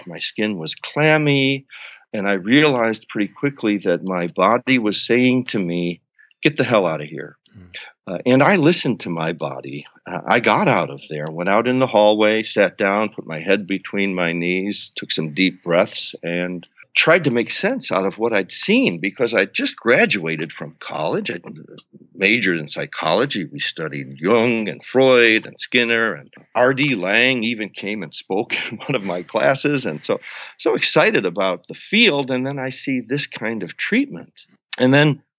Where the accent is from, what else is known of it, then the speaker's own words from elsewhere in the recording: Buffalo, New York, United States; I'm from Buffalo, New York, middle-class family